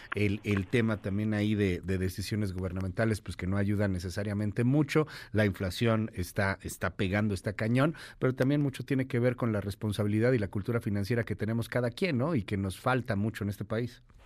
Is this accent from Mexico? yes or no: yes; Mexico; como mexicanos